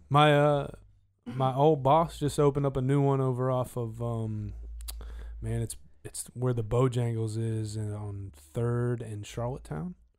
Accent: United States; being American

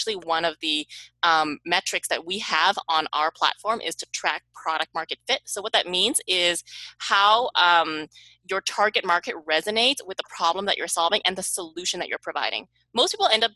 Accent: Canada; moved away as an adult; also born or lived in Silicon Valley; I am from Canada, and I moved to Silicon Valley

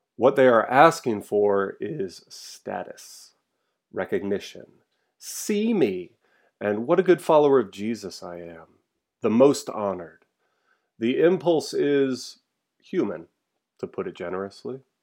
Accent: Charlottesville, Virginia, United States; moved away; my hometown of Charlottesville, Virginia

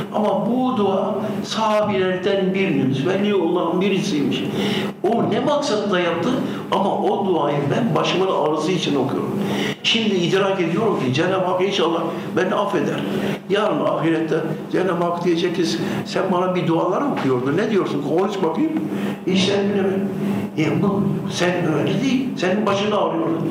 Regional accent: Urfa, Şanlıurfa, Turkey; moved away as an adult; also born or lived in Istanbul; Ben Urfalıyım diyorum.

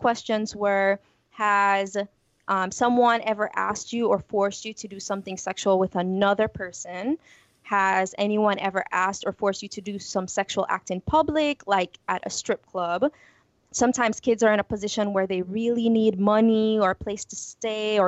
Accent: Jamaica; moved away as an adult; also born or lived in Houston, Texas; now in United States; growing up in Jamaica

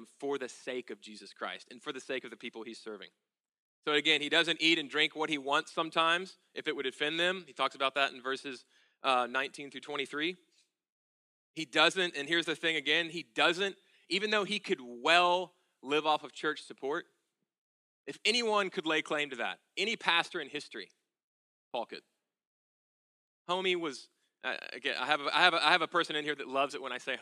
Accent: United States; We are obsessed as Americans

